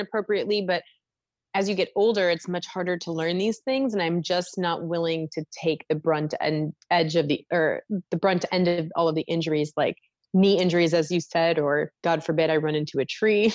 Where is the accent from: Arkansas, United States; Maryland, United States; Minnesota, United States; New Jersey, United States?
Minnesota, United States; Mankato; moved away as an adult; also born or lived in Denton, Texas; now in Philadelphia, United States; I grew up in Minnesota in a small town called Mankato